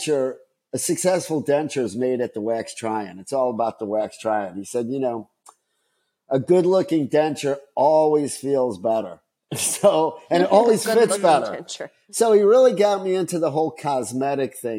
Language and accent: English; Chicago, Illinois, United States; I grew up in Chicago